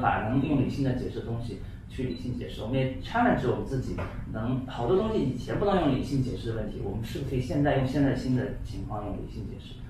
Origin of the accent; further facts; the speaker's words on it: Ürümqi, Xinjiang, China; moved away as an adult; also born or lived in Shanghai / Princeton, United States / New York, United States; now in United States; 我是在新疆生，工期长大的，对，所以我，我要按正宗的定义，我是个新疆人